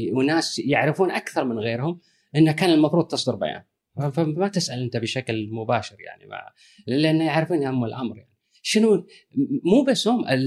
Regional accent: Kuwait; انا ككويتي

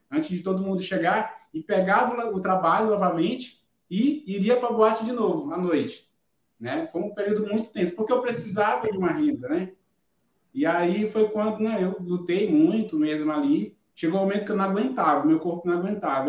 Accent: Barreirinhas, Maranhão, Brazil; eu sou de Barreirinhas, né, da região dos Lençóis Maranhense, sou de um povoado de lá

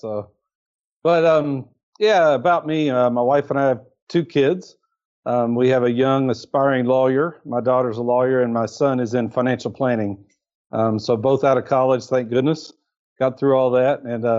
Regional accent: Kentucky, United States; moved away as an adult; also born or lived in Lexington, Kentucky / Dublin, Ohio; I was born and raised in Kentucky.

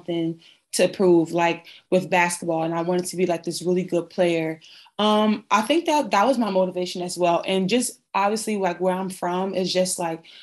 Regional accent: New Jersey, United States; I was born and raised in New Jersey

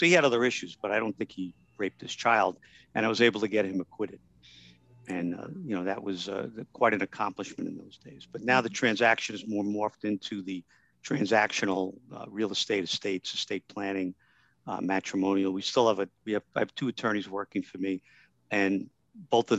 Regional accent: New York City, New York, United States; I was born in the Bronx and raised in the Bronx

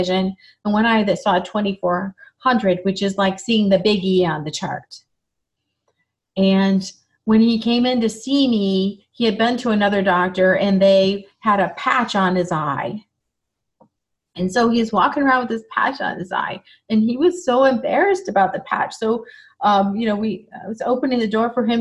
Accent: Michigan, United States; moved away; also born or lived in Chicago; I grew up in Michigan

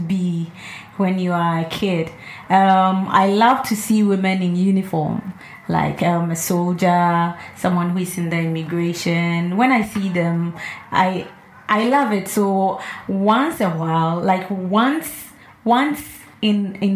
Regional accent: Volta, Ghana; I'm from the Volta region

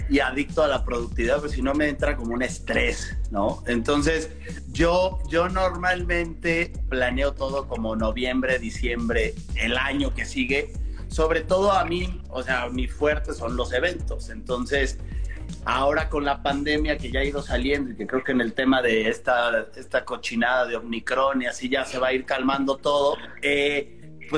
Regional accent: Mexico; Desde, desde México para el mundo

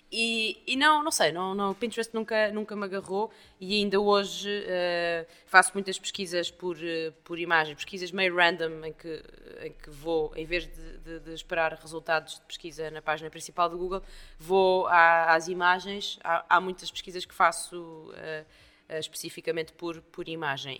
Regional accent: Estoril, Lisbon, Portugal; also born or lived in Brazil; now in Lisbon, Portugal; Eu, eu cresci no Estoril

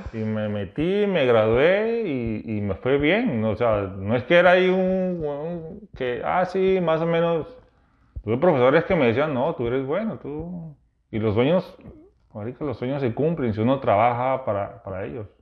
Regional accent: Peru; moved away; yo vengo de Perú

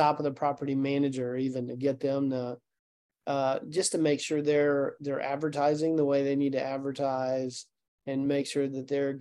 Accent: Chattanooga, Tennessee, United States; I'm from Chattanooga

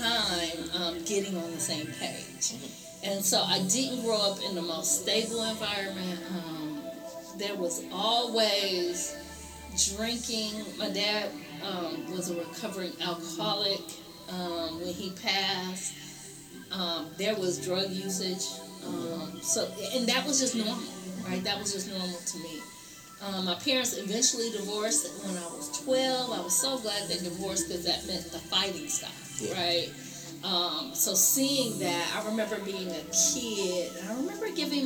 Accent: Flint, Michigan, United States; I was born and raised in Flint, educated through the Flint Community Schools. I'm a Flint alum. Grew up right here

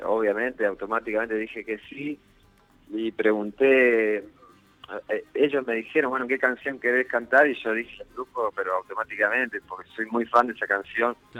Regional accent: Concordia, Entre Ríos, Argentina; moved away; also born or lived in Rosario; nací en Rosario, pero me crié, tuve toda mi infancia y mi adolescencia en, Concordia.

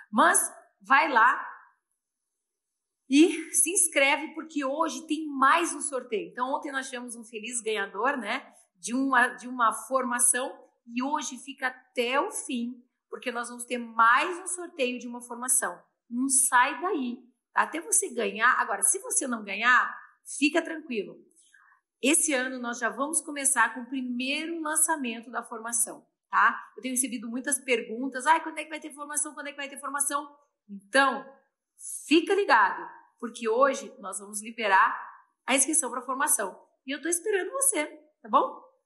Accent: Porto Alegre, Rio Grande do Sul, Brazil; also born or lived in São Paulo; Eu também sou de Porto Alegre. Júlia de São Paulo, Júlia, eu também sou paulista, tá? Meu coração é meio gaúcho, meio paulista.

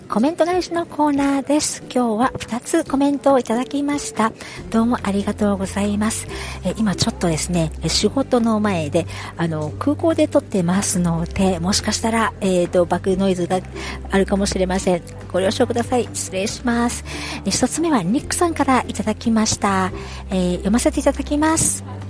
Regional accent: Osaka, Japan; now in New York, United States; 遠い昔の記憶の地元の大阪の地下鉄

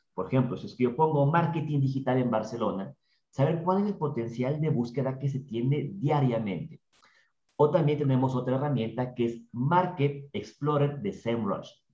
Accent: Ambato, Tungurahua, Ecuador; accent: ambateño; nuestro acento por ahí ambateño

